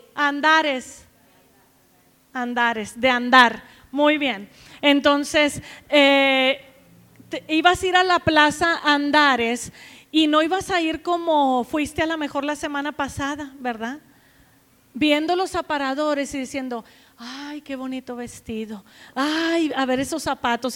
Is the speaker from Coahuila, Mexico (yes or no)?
yes; Nueva Rosita, Coahuila, Mexico; moved away as an adult; also born or lived in Saltillo / United States; now in Guadalajara, Mexico; Yo nací en Nueva Rosita, Coahuila